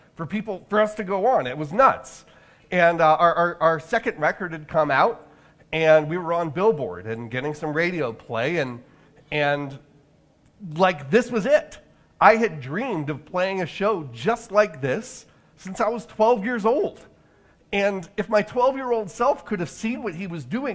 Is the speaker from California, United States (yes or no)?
yes; Orange County, California, United States; my hometown in Orange County, California